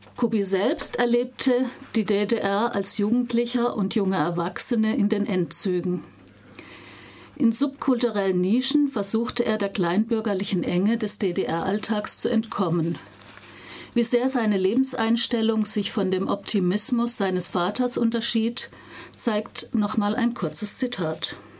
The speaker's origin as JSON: {"language": "German", "region": "West Germany", "country": "Germany", "said": "für mich als Wessi"}